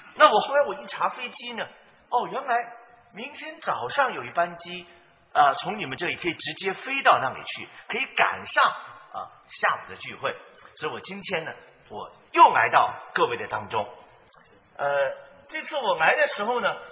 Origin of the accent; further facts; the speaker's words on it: China; also born or lived in United States; now in San Francisco, United States; 我是五十年前离开中国的，啊，呃，要四十年前来到了美国，啊，但是我还是跟你们一样，啊，是真正土生土长的中国人